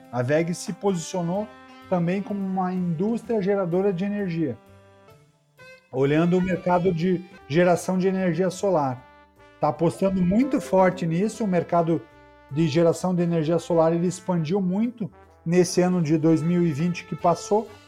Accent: Curitiba, Paraná, Brazil; Olha, eu sou curitibano.

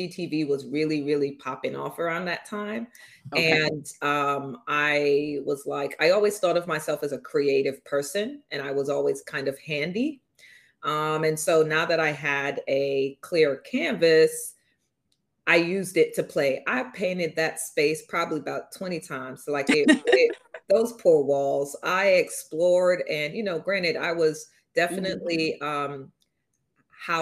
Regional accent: London, United Kingdom; now in New York, United States; NW10 is the actual zip code for where I grew up in London

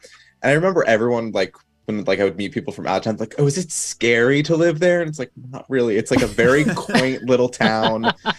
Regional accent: Sleepy Hollow, New York, United States; I grew up in Sleepy Hollow

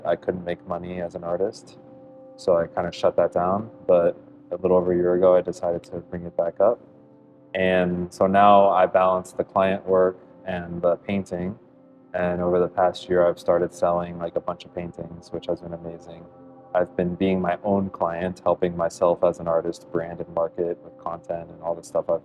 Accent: South Florida, United States; I grew up in South Florida, so back here

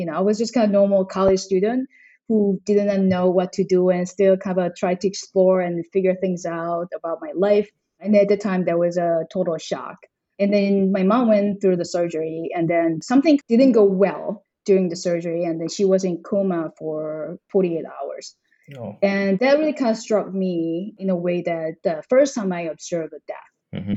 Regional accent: South Korea; moved away as an adult; also born or lived in China / United States / South Africa; I grew up in South Korea. I went to college there and, you know, I've never left the country until then

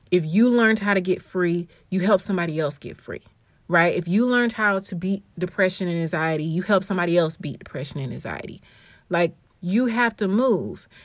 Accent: Atlanta, Georgia, United States; now in St. Louis, United States; growing up in Atlanta, we had many leaders.

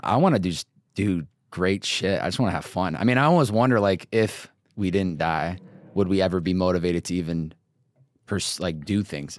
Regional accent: Northeast, United States; now in Los Angeles, United States; growing up in the Northeast and then coming out West

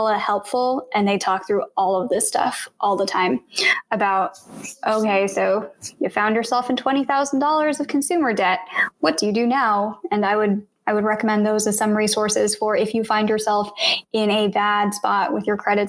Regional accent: Blue Springs, Missouri, United States; I grew up in Blue Springs, Missouri, and it was 93% white when I was growing up

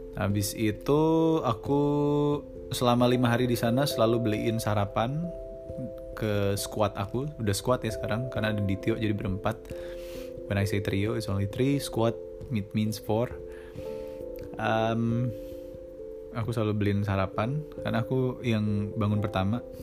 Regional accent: Bali, Indonesia; accent: Balinese; aku anak Bali

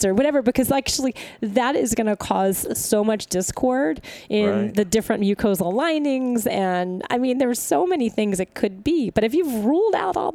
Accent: the South, United States; I'm from the South

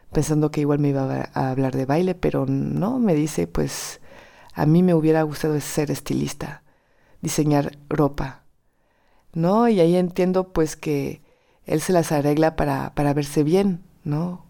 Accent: France; Spanish is a second language; moved away as an adult; Soy francesa

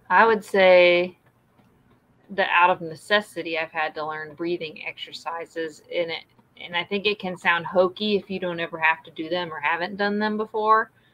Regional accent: the South, United States; growing up in the South

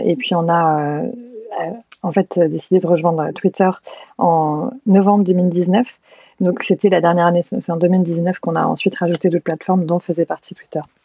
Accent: Normandy, France; moved away as an adult; also born or lived in Caen / London / San Francisco; j'ai grandi en Normandie, à une heure de Paris

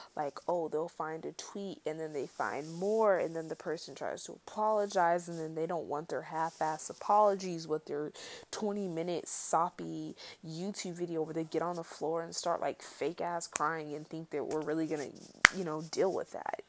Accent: United States; as an American

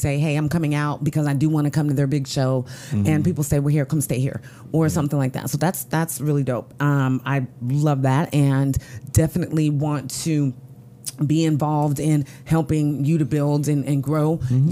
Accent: Elk Grove, California, United States; in my hometown, Elk Grove

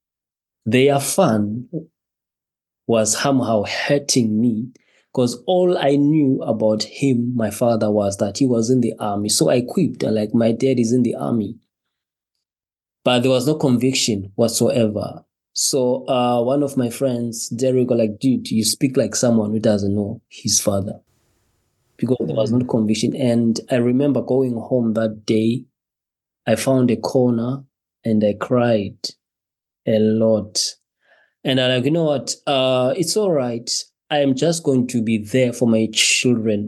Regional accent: Zimbabwe; moved away as an adult; now in Wolverhampton, United Kingdom; originally I'm from Zimbabwe. I was born in Zimbabwe here and just relocated to the United Kingdom with my wife and with my child and my son

